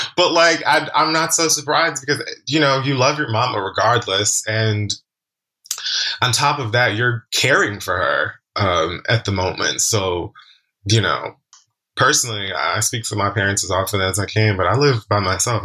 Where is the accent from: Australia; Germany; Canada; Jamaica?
Jamaica; Jamaican man myself, also early 30s